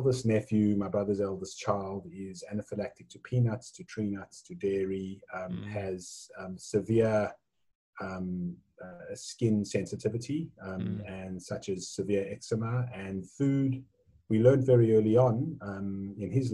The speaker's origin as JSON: {"language": "English", "country": "South Africa", "tie": "born or raised there", "moved": "yes", "lives_now": "Australia", "said": "So the accent might give it away, but I was born in South Africa. I've been in Australia now. This is my 24th year."}